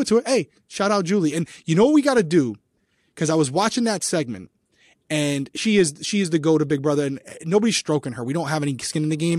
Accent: Rhode Island, United States; accent: Rhode Island; my Rhode Island accent

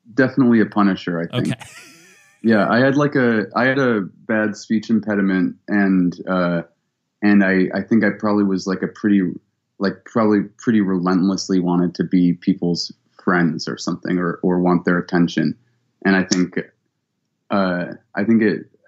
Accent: Cleveland, Ohio, United States; also born or lived in Columbus, Ohio; I was born in Columbus, and I grew up in Cleveland

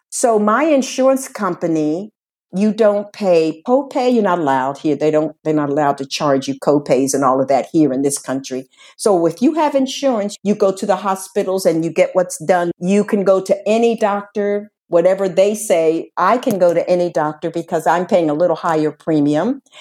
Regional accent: Spain; English is a second language; if I have to come back to my home country, which they say is Spain, and they will see that I get there if I have to come back

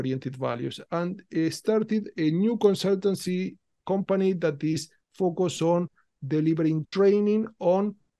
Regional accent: Rosario, Santa Fe, Argentina; accent: mix of Spanish, Italian, Portuguese; English is a second language; moved away as an adult; now in London, United Kingdom; I'm Italian-Argentinian, so I was born in Argentina, in the city of Rosario

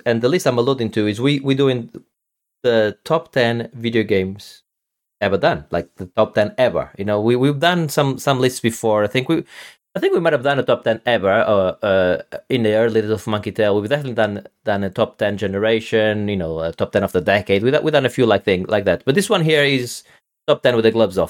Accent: Portugal; I'm from, from Portugal, which is obviously, uh, Western Europe

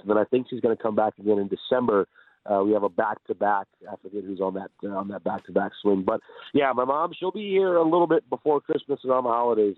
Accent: Detroit, Michigan, United States; now in Seattle, United States; I'm from Detroit

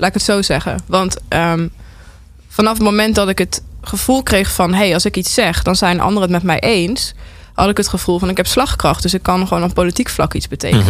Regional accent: North Brabant, Netherlands; ik kom uit Brabant

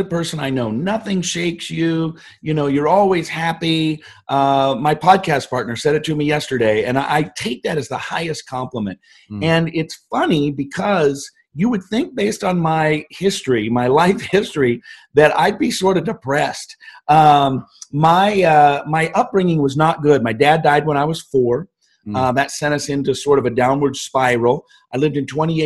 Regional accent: Seattle, Washington, United States; moved away as an adult; also born or lived in Snoqualmie; now in Scottsdale, United States; I grew up all around the Seattle area

